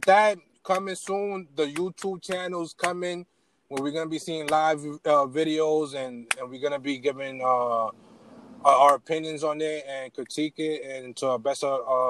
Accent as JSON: {"language": "English", "town": "New York City", "region": "New York", "country": "United States", "said": "I come from Far Rock."}